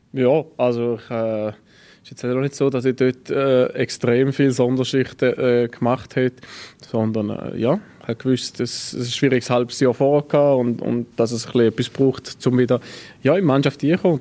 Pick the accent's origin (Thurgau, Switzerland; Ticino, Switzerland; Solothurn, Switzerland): Thurgau, Switzerland; Frauenfeld; moved away as an adult; now in Basel, Switzerland; dass meine Heimat halt äh, ja, Frauenfeld ist